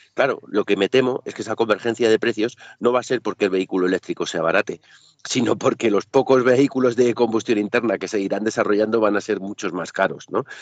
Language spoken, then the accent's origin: Spanish; Spain